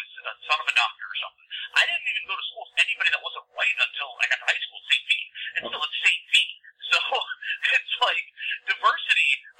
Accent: Cuyahoga Falls, Ohio, United States; I grew up in Cuyahoga Falls.

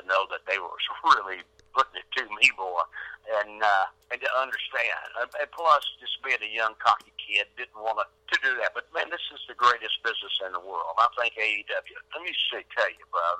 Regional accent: Nashville, Tennessee, United States; Nashville, Tennessee, my hometown

